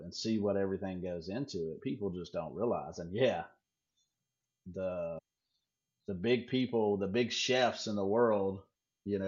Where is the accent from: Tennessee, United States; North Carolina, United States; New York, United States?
North Carolina, United States; moved away as an adult; also born or lived in Virginia / Pontotoc, Mississippi; now in West Coast, United States; me growing up in North Carolina and Virginia, and actually Mississippi. Actually, I lived in Mississippi when I was a kid, 8, 9, 10 years